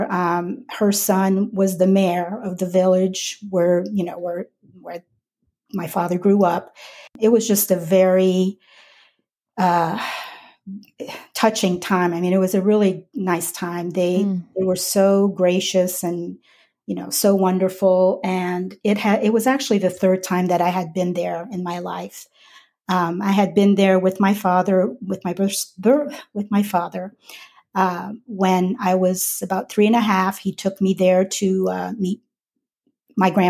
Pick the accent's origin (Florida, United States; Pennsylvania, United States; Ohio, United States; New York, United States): Florida, United States; South; also born or lived in Montreal, Quebec, Canada; We moved to Florida in 1970, and basically I was raised in South Florida, but we did move back to Montreal from 1974 to 1976